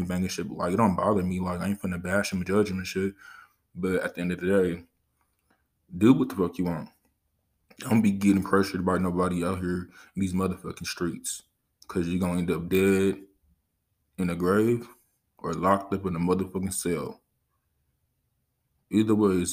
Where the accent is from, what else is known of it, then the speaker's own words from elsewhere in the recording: Los Angeles, California, United States; I grew up in Los Angeles, California.